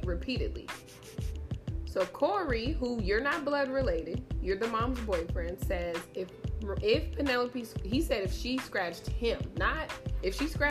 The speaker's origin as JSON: {"language": "English", "town": "Las Vegas", "region": "Nevada", "country": "United States", "tie": "born or raised there", "said": "I grew up here in Vegas"}